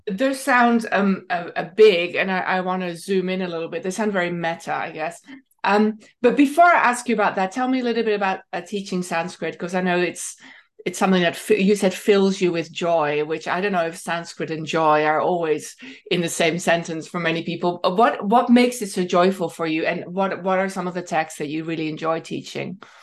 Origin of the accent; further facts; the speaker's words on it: Netherlands; moved away; I'd studied growing up in Holland.